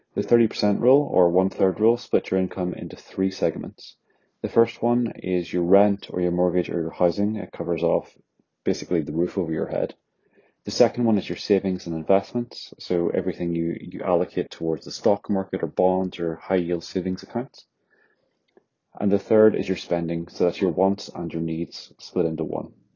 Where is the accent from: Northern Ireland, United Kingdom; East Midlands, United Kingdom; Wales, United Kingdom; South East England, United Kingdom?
Northern Ireland, United Kingdom; accent: Northern Irish; now in London, United Kingdom; my accent is from Northern Ireland